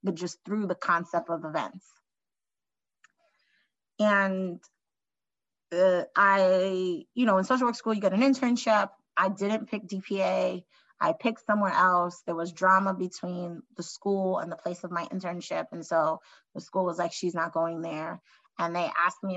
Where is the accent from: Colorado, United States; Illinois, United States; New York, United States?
New York, United States; New York City; me growing up in New York City